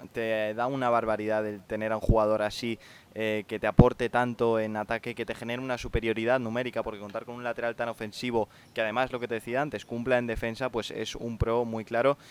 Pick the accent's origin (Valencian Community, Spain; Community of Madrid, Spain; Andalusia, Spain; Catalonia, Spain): Valencian Community, Spain; Valencia; yo he crecido en Valencia